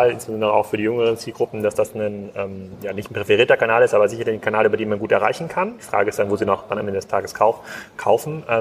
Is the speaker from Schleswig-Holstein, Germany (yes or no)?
yes; Kiel, Schleswig-Holstein, Germany; ich komme aus Kiel, da gab es wahrscheinlich sogar in Kiel drei Läden.